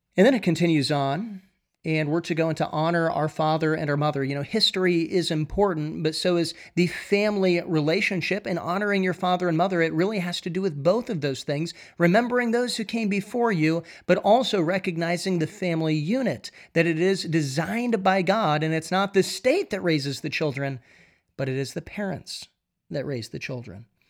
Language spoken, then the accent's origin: English; United States; growing up in America, I never thought that I would see these things.